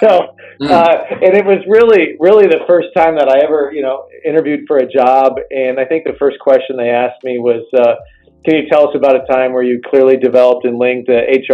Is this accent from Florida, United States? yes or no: no; South Bend, Indiana, United States; I grew up in South Bend, Indiana, under the shadow of the Golden Dome at Notre Dame